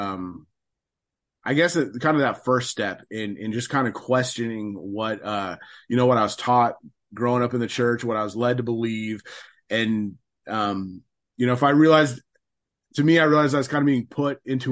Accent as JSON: {"language": "English", "region": "West Coast of the United States", "country": "United States", "tie": "born or raised there", "said": "I grew up on the West Coast of the United States."}